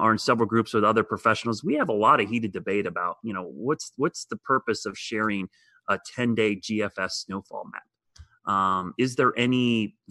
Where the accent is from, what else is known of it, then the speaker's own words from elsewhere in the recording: Ohio, United States; moved away; I grew up in Ohio